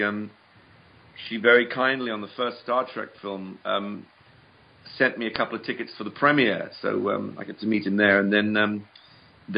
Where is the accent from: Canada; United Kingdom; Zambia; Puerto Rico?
United Kingdom; England; moved away as an adult; now in United States